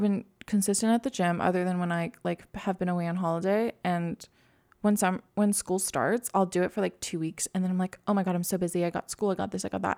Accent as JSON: {"language": "English", "region": "Quebec", "country": "Canada", "tie": "born or raised there", "moved": "yes", "said": "I'm, like, fluent 'cause I grew up in Quebec"}